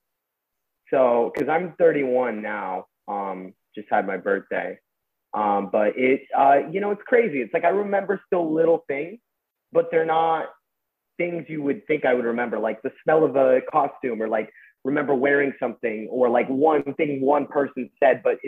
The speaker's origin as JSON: {"language": "English", "town": "Westlake Village", "region": "California", "country": "United States", "tie": "born or raised there", "said": "I grew up in Westlake Village."}